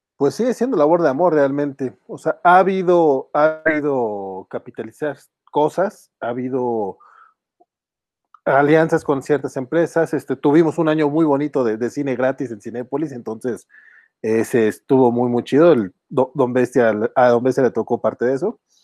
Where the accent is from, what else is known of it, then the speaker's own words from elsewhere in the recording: Durango, Mexico; yo, este, somos, somos de acá de Durango